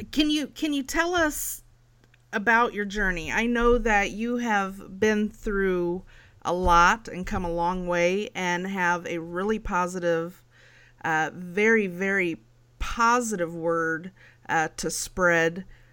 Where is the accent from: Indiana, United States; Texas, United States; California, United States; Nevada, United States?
Indiana, United States; Indianapolis; my hometown, Indianapolis, where I live.